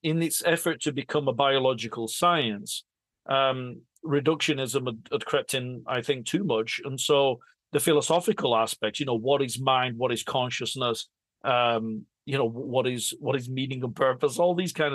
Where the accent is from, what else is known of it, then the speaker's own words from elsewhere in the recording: England, United Kingdom; I was born and raised in England and my grandmother was in Italy